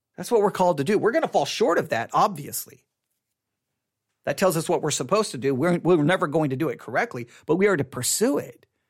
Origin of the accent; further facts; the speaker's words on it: Texas, United States; I'm identified as an American.